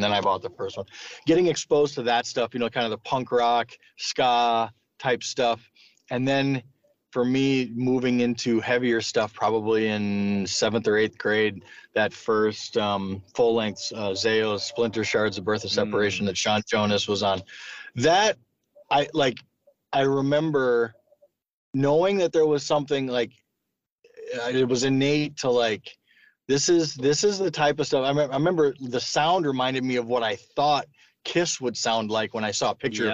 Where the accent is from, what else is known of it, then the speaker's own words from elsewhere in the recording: Sioux Falls, South Dakota, United States; where I grew up in Sioux Falls